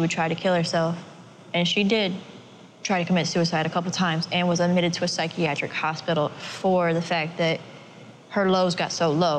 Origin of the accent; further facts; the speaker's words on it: Jacksonville, Florida, United States; I grew up in Jacksonville, and I've been living there ever since.